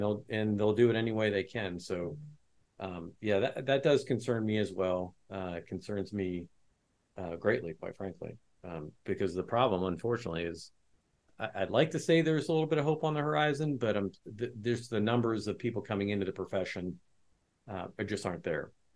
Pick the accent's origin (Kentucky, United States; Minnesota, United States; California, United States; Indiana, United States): Indiana, United States; West Lafayette; I grew up in West Lafayette, which is where Purdue University is